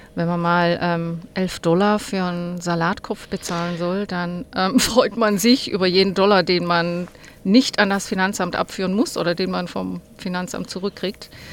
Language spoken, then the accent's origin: German; Hegau, Baden-Württemberg, Germany; now in Australia; ursprünglich komme ich aus dem schönen Hegau